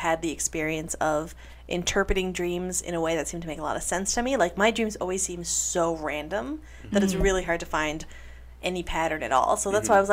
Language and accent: English; Minnesota, United States; I grew up in Minnesota, and it's very flat